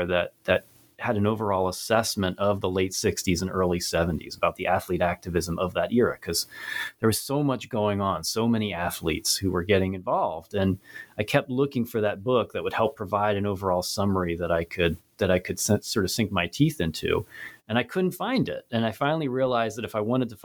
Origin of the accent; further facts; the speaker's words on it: Cherry Hill, New Jersey, United States; now in York, United States; I'm originally from Cherry Hill, New Jersey, but I'm currently a professor of history, an assistant professor of history at York College of Pennsylvania, York, Pennsylvania